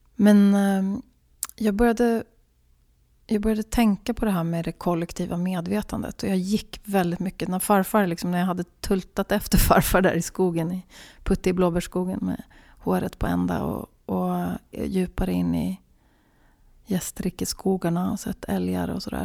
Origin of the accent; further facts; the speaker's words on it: Sweden; also born or lived in Finland (born) / Gävle area forests; Jag betraktar mig som svensk, men jag betraktar mig framförallt som, vilket jag enligt passet är, och det är jag ju de facto, helsvensk på alla sätt och vis